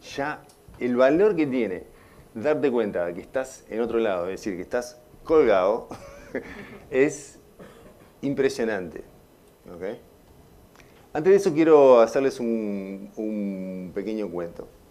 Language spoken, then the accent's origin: Spanish; Uruguay; moved away as an adult; siempre tenía una patita acá, en, en Uruguay, porque soy uruguayo